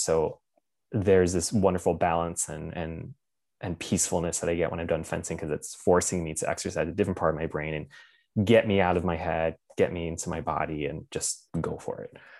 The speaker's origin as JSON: {"language": "English", "town": "Lancaster", "region": "Pennsylvania", "country": "United States", "tie": "born or raised there", "also_born_or_lived": "Washington, District of Columbia, United States / New York / Michigan / San Francisco", "moved": "as an adult", "said": "I was born and raised in Lancaster County"}